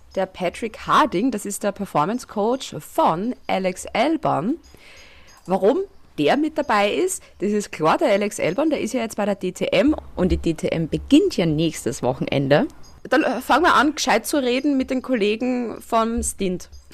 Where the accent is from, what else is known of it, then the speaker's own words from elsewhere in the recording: Styria, Austria; moved away as an adult; now in Vienna, Austria; Ich bin Steirerin in Wien und ich wohne neben dem Red Bull Ring eigentlich. Also das sind meine Roots her